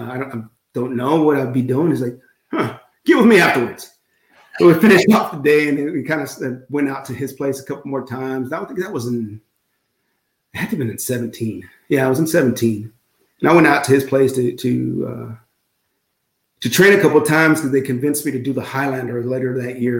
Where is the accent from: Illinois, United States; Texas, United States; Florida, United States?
Texas, United States; South; I'm from South Texas